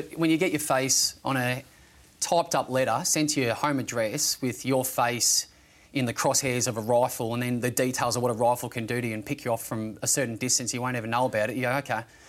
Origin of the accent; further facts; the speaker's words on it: Bendigo, Victoria, Australia; The true story is I grew up in Bendigo.